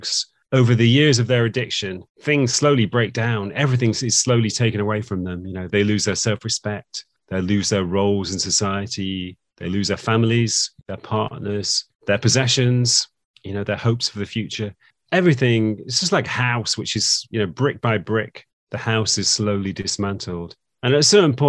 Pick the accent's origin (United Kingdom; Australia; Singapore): United Kingdom; Manchester, North West England; moved away; I was born in Manchester in the UK, and that's where I lived away for quite a long time. But I came back to Manchester